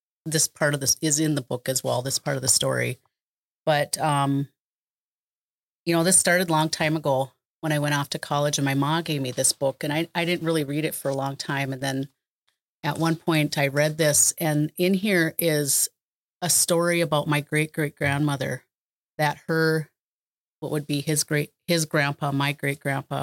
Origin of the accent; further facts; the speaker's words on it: Pejuhutazizi, Minnesota, United States; I'm Dakota and I come from the place where they dig the yellow medicine